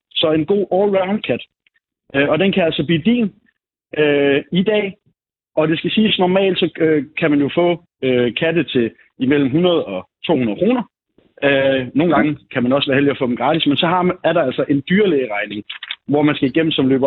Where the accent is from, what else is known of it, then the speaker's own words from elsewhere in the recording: Jutland, Denmark; jeg er selv jyde